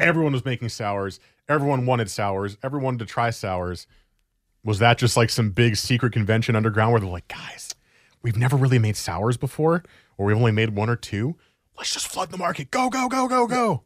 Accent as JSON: {"language": "English", "region": "New Jersey", "country": "United States", "tie": "born or raised there", "also_born_or_lived": "Oregon", "moved": "as an adult", "lives_now": "Portland, United States", "said": "I grew up in New Jersey. I grew up in the East Coast."}